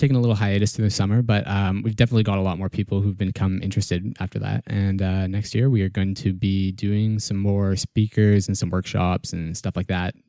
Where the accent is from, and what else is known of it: Kamloops, British Columbia, Canada; moved away as an adult; now in Victoria, Canada